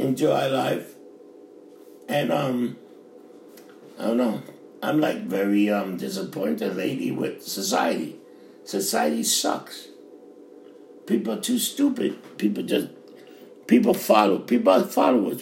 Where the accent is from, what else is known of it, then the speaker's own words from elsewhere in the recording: New York City, New York, United States; I grew up in Times Square, it was hooker, pimps